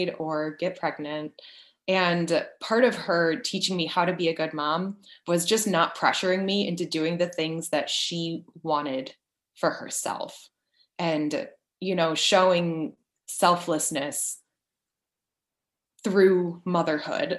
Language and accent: English; Chicago, Illinois, United States; moved away; also born or lived in Paris, France / Florida; We're originally from the Chicago area